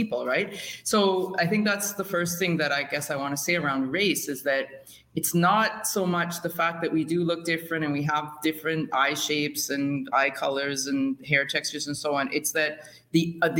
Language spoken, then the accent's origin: English; Canada; Growing up in Canada